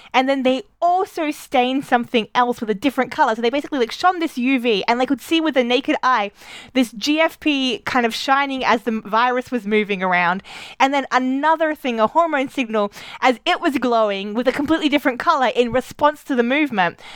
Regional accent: Australia; moved away; growing up in Australia

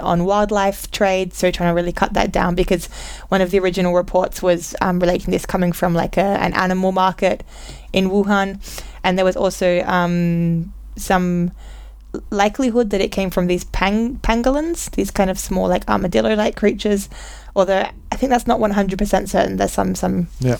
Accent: Australia; We're both Australian

